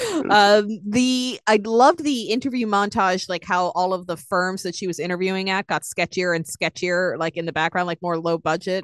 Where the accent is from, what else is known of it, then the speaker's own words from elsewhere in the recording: Boston, Massachusetts, United States; I'm a broken New Englander